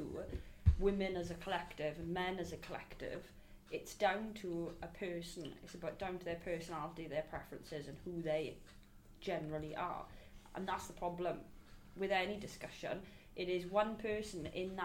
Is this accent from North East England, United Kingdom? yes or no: no; Port Talbot, Wales, United Kingdom; I'm from Talbot